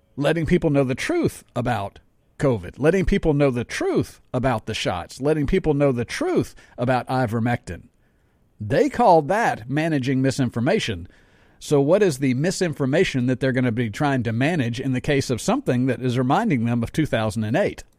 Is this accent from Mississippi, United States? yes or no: yes; Jackson, Mississippi, United States; I live in Jackson. I grew up in Jackson.